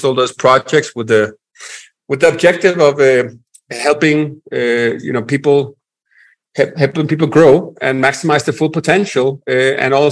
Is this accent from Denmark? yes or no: yes; Denmark; accent: Danish; English is a second language; also born or lived in Florida / Nicaragua; now in Medellin, Colombia; I'm originally from Denmark, Europe, hence the accent